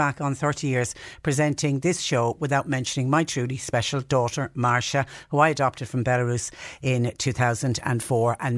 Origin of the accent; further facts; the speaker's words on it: Clonmel, Munster, Ireland; now in Cork, Ireland; we're both from Clonmel